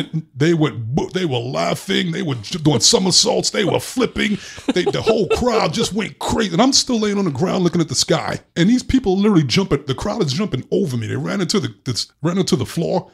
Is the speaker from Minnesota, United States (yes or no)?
no; New York, United States; growing up in New York